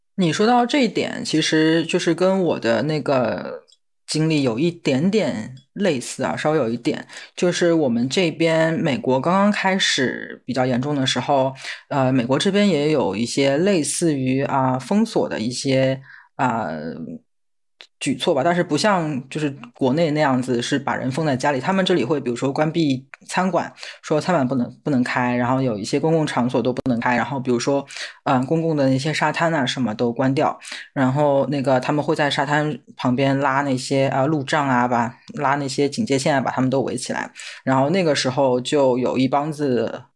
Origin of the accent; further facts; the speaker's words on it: China; now in United States; 我作为一个中国人